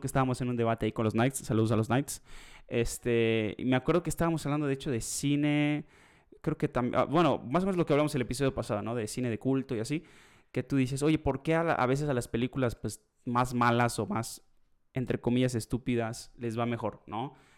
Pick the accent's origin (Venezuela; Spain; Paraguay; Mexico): Mexico